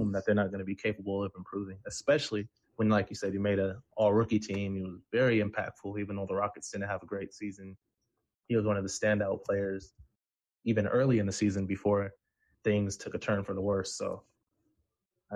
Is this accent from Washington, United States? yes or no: yes; Seattle, Washington, United States; I grew up in Seattle. I grew up watching the Washington Huskies